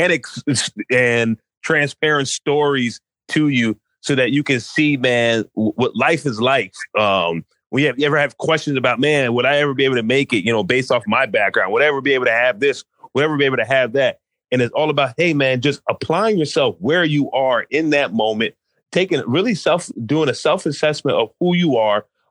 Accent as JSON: {"language": "English", "region": "New York", "country": "United States", "tie": "born or raised there", "moved": "yes", "lives_now": "Maryland, United States", "said": "I grew up in New York"}